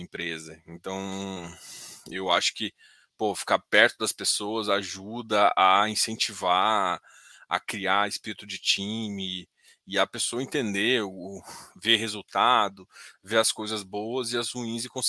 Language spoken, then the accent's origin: Portuguese; Goiás, Brazil; mas eu sou goiano, cara.